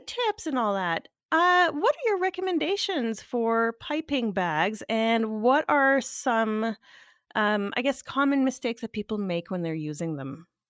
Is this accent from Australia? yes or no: no; Canada; English is a second language; I'm French Canadian